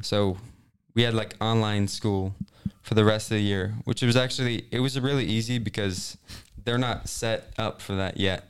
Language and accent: English; Kansas City, Missouri, United States; I'm from, okay, technically Kansas City area